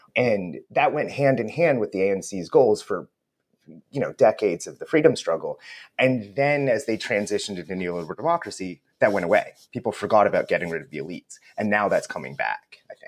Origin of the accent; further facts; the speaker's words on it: United States; also born or lived in West Coast, United States; as an American